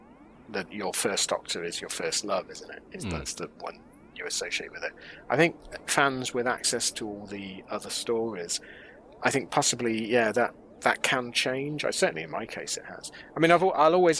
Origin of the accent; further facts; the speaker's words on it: United Kingdom; Growing up in the UK